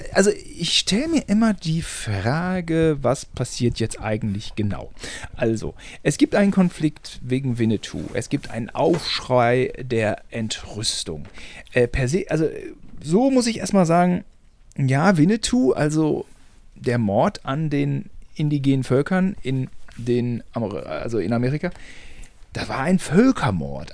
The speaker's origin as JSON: {"language": "German", "country": "Germany", "said": "wir beide als Deutsche"}